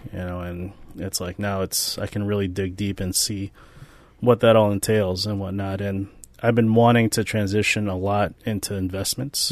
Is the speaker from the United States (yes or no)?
no; Philippines; I am Filipino which is basically like the Mexicans of Asia